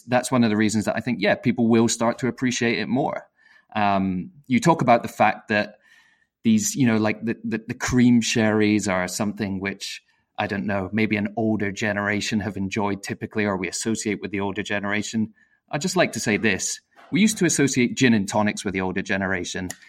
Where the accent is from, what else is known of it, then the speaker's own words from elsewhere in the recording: United Kingdom; I'm British